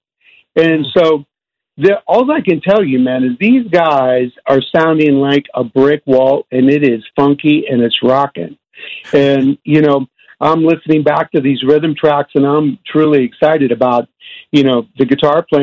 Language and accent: English; Bay Area, California, United States; We grew up together in the Bay Area here